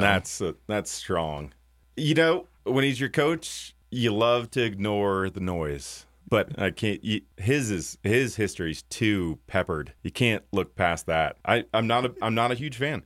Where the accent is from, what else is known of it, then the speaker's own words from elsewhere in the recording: Cincinnati, Ohio, United States; moved away; being born and raised in Cincinnati and leaving Cincinnati